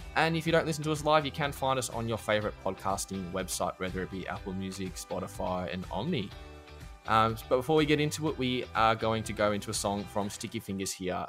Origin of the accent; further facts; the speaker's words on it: Australia; I'm an Aussie